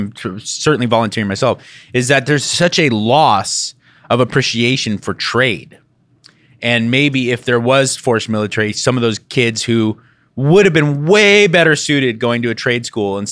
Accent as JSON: {"language": "English", "country": "United States", "tie": "born or raised there", "said": "born American"}